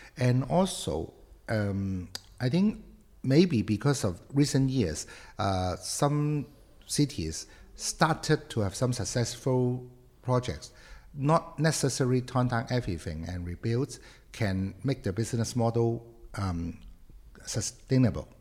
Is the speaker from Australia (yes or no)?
no; Hong Kong; moved away as an adult; also born or lived in Beijing / Shanghai / Guangzhou; I am from Hong Kong